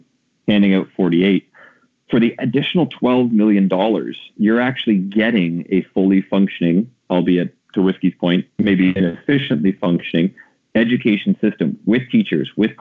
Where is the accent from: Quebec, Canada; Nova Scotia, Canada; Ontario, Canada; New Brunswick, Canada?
Ontario, Canada; born or raised there